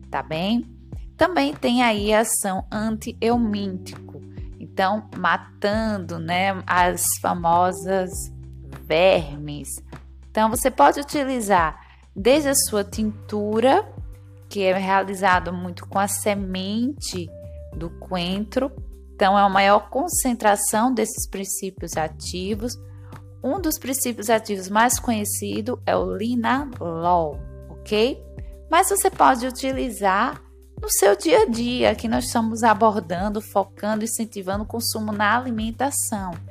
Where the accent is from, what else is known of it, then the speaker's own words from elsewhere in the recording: Northeast Region, Brazil; Como boa nordestina, se deixar, eu coloco ele em tudo, ou quase tudo.